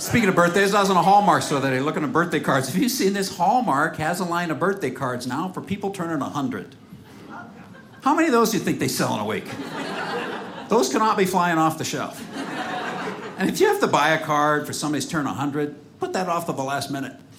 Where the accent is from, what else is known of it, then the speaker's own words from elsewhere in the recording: Seattle, Washington, United States; I'm from Seattle